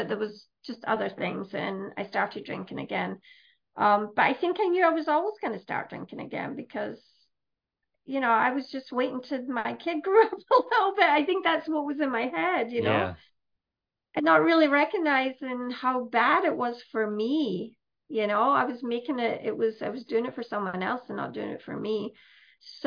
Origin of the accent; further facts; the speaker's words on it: Scotland, United Kingdom; moved away as an adult; I'm from Scotland originally. I came here when I was 35.